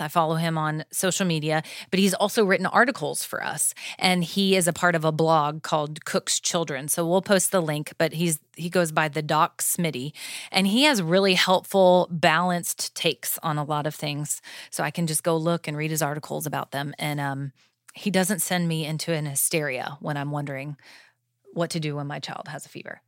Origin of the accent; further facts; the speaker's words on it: Florida, United States; I grew up in Florida